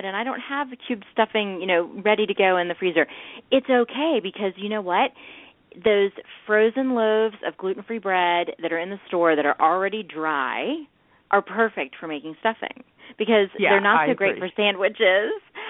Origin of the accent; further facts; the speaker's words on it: the South, United States; I'm from the South, and we put a little sugar in our cornbread.